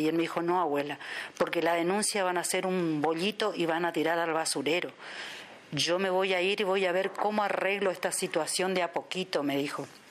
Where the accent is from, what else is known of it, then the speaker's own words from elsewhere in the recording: Posadas, Misiones, Argentina; soy de Posadas Misiones, República Argentina